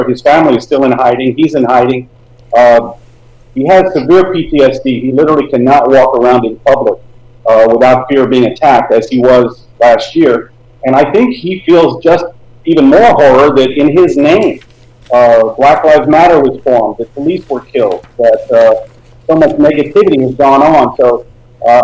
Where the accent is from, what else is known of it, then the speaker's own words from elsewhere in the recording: Tennessee, United States; I grew up in Tennessee in the 80s, black and white kids all together